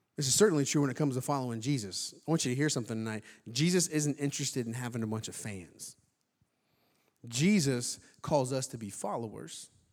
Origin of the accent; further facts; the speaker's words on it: Indiana, United States; moved away; I'm from Indiana, like Trevor, went to high school together